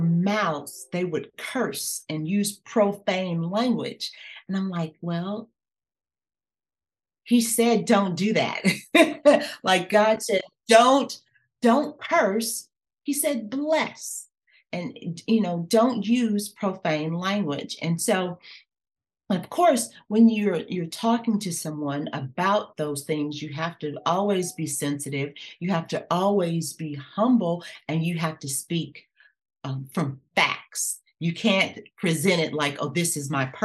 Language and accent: English; Los Angeles, California, United States; also born or lived in Louisiana; being born in Louisiana with my grandmother, where it was all about worship and serving in the church, but then living with my mom in California, where it was not about that at all. And then growing up in Los Angeles